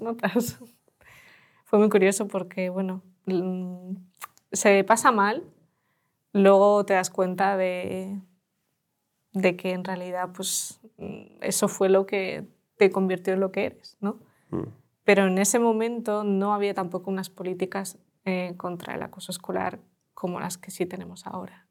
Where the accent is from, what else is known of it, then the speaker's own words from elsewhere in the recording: Los Alcázares, Region of Murcia, Spain; Spanish is a second language; also born or lived in Tokmak, Ukraine; Los Alcázares, es un pueblo de Murcia